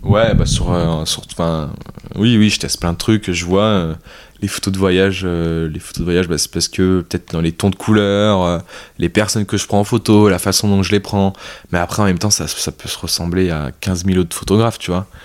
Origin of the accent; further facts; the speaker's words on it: France; also born or lived in Vietnam; je suis français